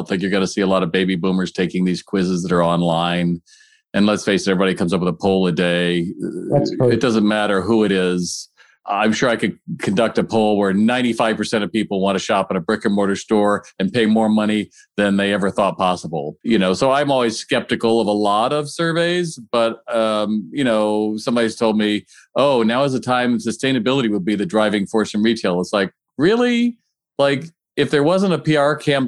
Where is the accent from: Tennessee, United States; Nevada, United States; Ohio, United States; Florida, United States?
Ohio, United States; I grew up in Ohio